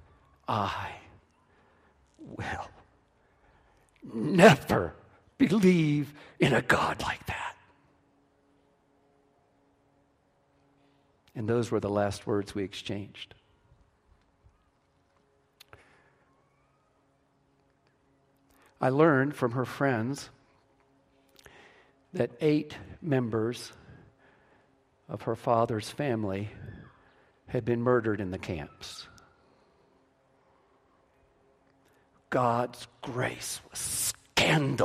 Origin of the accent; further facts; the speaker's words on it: West Virginia, United States; first language English; I was from West Virginia